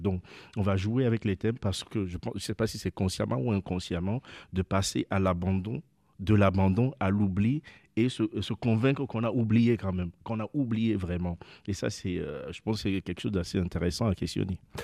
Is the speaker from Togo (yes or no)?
yes; Lomé, Maritime, Togo; moi j'habite, je suis né à Lomé, sur la côte